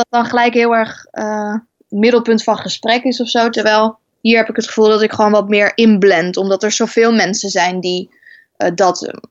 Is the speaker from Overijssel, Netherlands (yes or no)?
yes; Overijssel, Netherlands; accent: Twents; we hebben nooit het echt dialect gepraat. Wel allemaal met accent, maar niet het echte Twentse dialect.